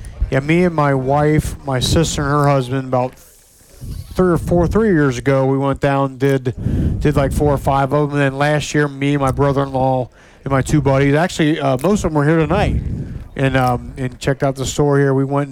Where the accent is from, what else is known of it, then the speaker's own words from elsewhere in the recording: Cincinnati, Ohio, United States; also born or lived in Cleves, Ohio / Harrison, Ohio; So I was born and raised in Montford Heights, right on Rumlin Road. That's where I was born. And then we moved to Cleves, like my seventh grade year. And then moved to Harrison a little bit. And then we moved to Oceana